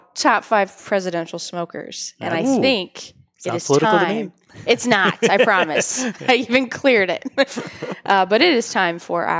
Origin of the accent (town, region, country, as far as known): Ohio, United States; born or raised there; now in New Hampshire, United States